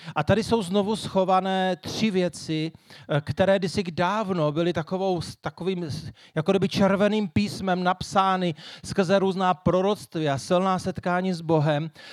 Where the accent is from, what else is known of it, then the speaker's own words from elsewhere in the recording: Moravian Wallachia, Zlín Region, Czechia; já se dál hrdě hlásím tomu, že jsem Valach